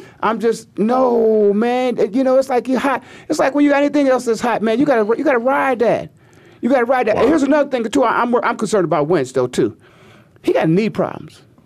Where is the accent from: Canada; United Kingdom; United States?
United States; Canton, Ohio; I'm from Canton, Ohio